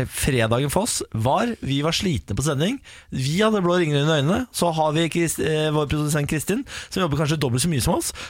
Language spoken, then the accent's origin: Norwegian; Sogndal, Vestland, Norway; Jeg er fra Sogndal.